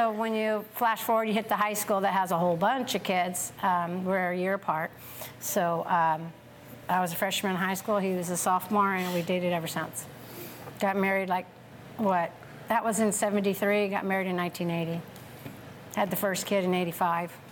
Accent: Tracy, California, United States; born and raised in Tracy, California, little farming community.

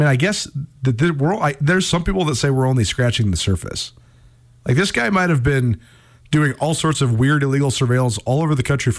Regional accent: Missoula, Montana, United States; when I was growing up in Missoula, Montana

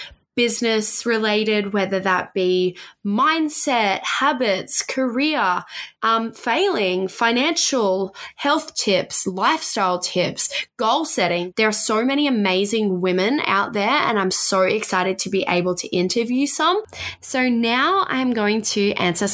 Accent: Tasmania, Australia; now in Sunshine Coast, Australia; I grew up in Tasmania. I live in the Sunshine Coast now.

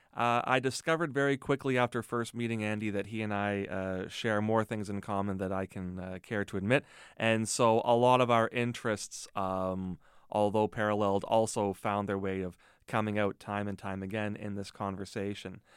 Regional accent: Mississauga, Ontario, Canada; moved away as an adult; also born or lived in Hamilton / Toronto; now in Thunder Bay, Canada; I grew up near Port Credit

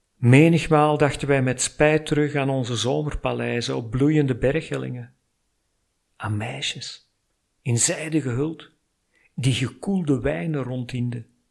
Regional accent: Flanders, Belgium; ik kom uit Vlaanderen. Ik werk er als freelance copywriter en storyteller

